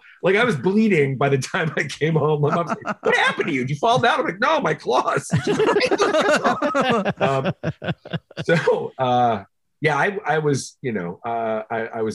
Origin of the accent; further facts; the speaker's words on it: Flint, Michigan, United States; I grew up in Flint, Michigan